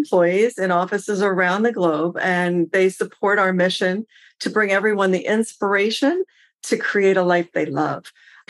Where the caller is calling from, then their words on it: Seattle, Washington, United States; I'm actually joining you from Seattle.